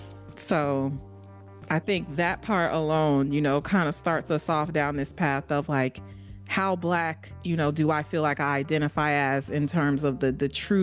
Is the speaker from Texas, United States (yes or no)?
no; Illinois, United States; growing up in Illinois, right, in the Midwest, also snow, real winters